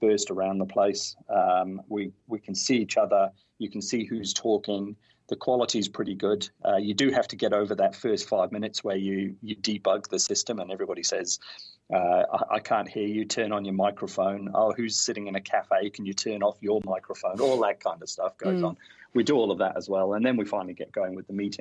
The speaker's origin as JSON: {"language": "English", "region": "North Wales", "country": "United Kingdom", "tie": "born or raised there", "moved": "yes", "lives_now": "New Zealand", "said": "I grew up in North Wales, and we'd sing at the drop of a hat"}